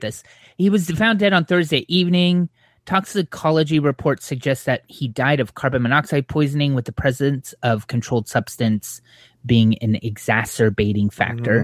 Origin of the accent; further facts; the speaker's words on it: Southern California, United States; growing up in Southern California